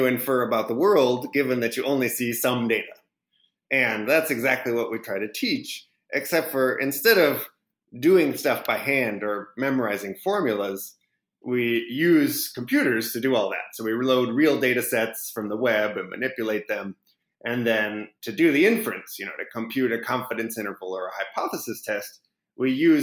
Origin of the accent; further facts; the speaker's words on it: Minneapolis, Minnesota, United States; also born or lived in Pasadena, California; now in Berkeley, United States; I'm originally from Pasadena, but I grew up mostly in Minneapolis, which is a little bit colder than Pasadena